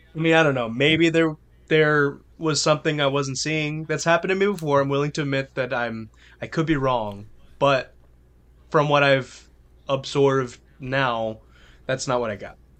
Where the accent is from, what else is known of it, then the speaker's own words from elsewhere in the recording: New Orleans, Louisiana, United States; I'm from New Orleans. I grew up listening to this music all the time